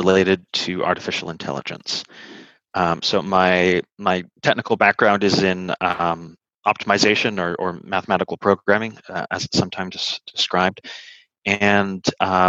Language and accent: English; Kelowna, British Columbia, Canada; moved away as an adult; also born or lived in Edmonton, Alberta / Victoria, British Columbia / England; now in United States; I was born in Edmonton, Alberta, and grew up in Kelowna, British Columbia